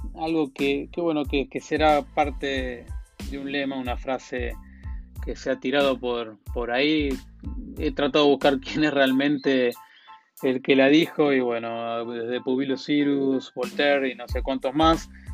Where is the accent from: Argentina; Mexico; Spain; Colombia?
Argentina; me habrán sacado por la tonada, soy argentino